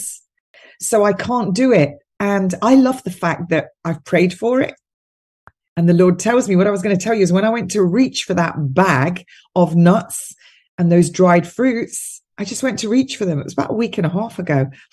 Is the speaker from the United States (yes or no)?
no; United Kingdom; as British people, and I think you're the same where you live, Tim, it's the same climate as where I live.